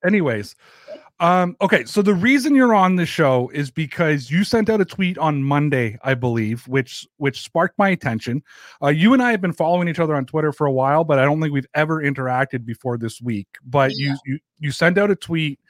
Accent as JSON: {"language": "English", "country": "Canada", "lives_now": "Toronto, Canada", "said": "I'm Canadian"}